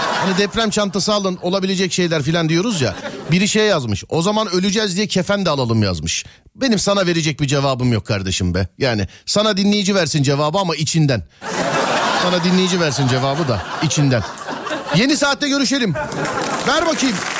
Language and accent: Turkish; Istanbul, Turkey; Ben doğma büyüme kendi mahallemdeyim. Yani İstanbul Şişliliyim.